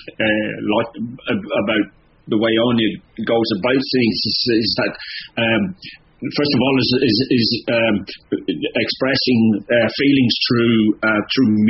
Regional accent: Ireland; moved away as an adult; now in Australia; the culture that we are um, as Irish people um, we we are a part of.

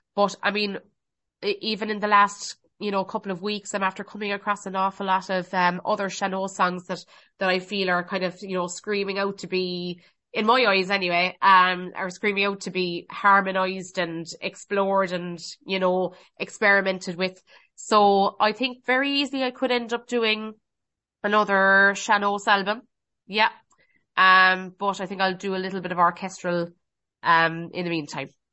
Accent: Cork, Munster, Ireland; I'm originally from Cork, but, um, yeah, I'm, I'm living in West Cork now

